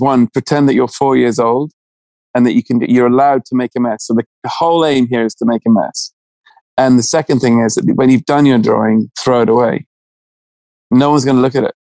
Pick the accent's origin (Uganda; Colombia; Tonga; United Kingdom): United Kingdom; England